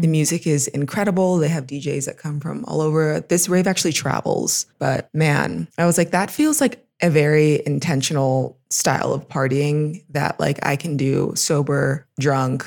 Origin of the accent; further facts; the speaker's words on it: Los Angeles, California, United States; moved away as an adult; also born or lived in Pittsburgh, Pennsylvania; now in Mexico City, Mexico; I'm from Los Angeles